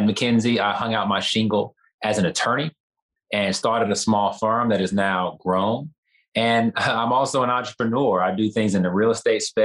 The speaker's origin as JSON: {"language": "English", "town": "Houston", "region": "Texas", "country": "United States", "tie": "born or raised there", "said": "I'm from Houston. I'm born and raised in this city"}